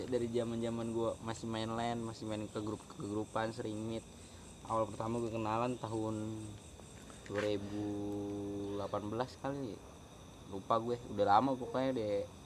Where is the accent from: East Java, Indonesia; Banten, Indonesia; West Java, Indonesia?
West Java, Indonesia; Cikarang; gue dari Cikarang